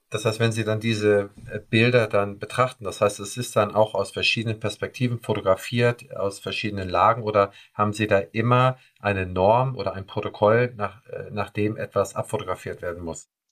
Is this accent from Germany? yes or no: yes; Schleswig-Holstein, Germany; Wir kommen ja hier aus dem Norden